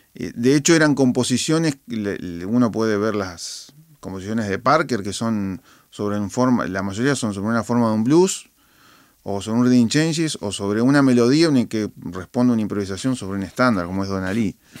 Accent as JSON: {"language": "Spanish", "country": "Argentina", "also_born_or_lived": "Boston", "said": "mi esencia como, como, como argentino"}